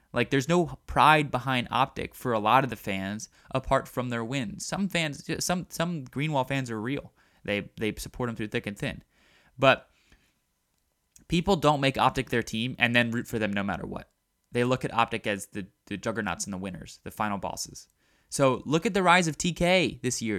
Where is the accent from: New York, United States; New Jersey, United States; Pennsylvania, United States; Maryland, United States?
Maryland, United States; Baltimore; I'm from Baltimore